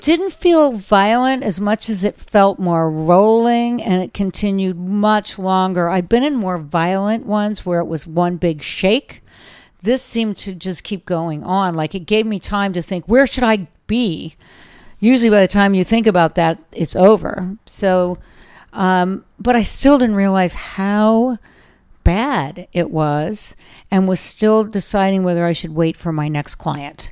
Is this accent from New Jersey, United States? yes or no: no; Orange County, Southern California, United States; moved away as an adult; also born or lived in Los Angeles / Colorado; now in San Francisco, United States; I am a California girl, but I'm a Southern California girl